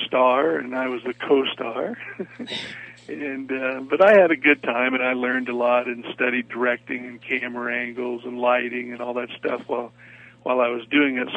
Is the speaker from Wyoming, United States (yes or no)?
yes; Wyoming, United States; I grew up in Wyoming, and, you know, boys that grow up in Wyoming don't want to be actors.